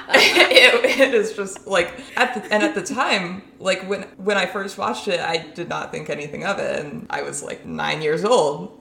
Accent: Omaha, Nebraska, United States; those of us from Omaha

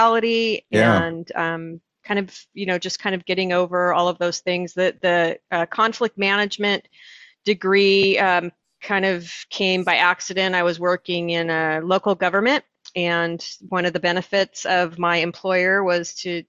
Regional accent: Orange County, California, United States; I grew up in Orange County, California, and that's in Southern California

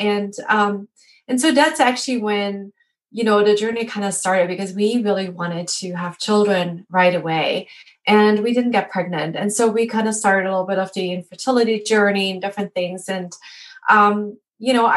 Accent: Germany; moved away; I'm actually originally from Germany

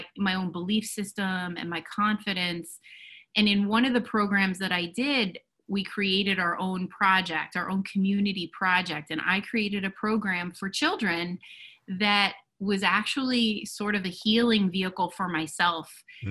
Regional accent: New Jersey, United States; I live in New Jersey. I am a resident of my hometown

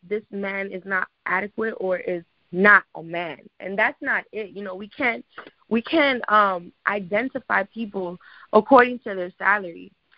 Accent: New York, United States; I live in the Bronx. I'm originally from New York

